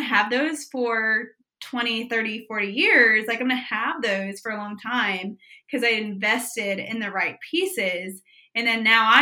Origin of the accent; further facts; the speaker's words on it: Prairie Village, Kansas, United States; I was born and raised in Prairie Village, Kansas.